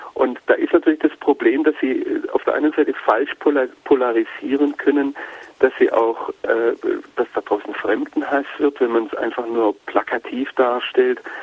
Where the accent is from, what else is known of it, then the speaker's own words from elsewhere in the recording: Germany; als Deutsche